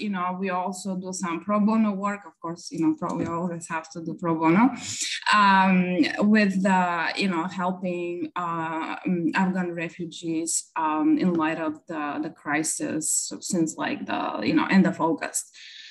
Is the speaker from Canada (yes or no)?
no; Bulgaria; now in Dallas, United States; originally I'm from Bulgaria. I moved to the United States back in 1999